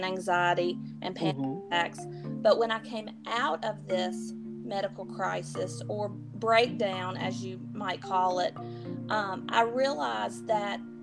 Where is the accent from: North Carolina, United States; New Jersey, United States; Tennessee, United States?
North Carolina, United States; High Point; I am from High Point, North Carolina